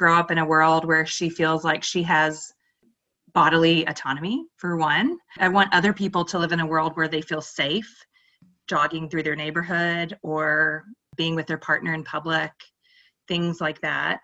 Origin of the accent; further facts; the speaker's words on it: Asheville, North Carolina, United States; now in Austin, United States; I grew up in the Appalachian Mountains in the Asheville area.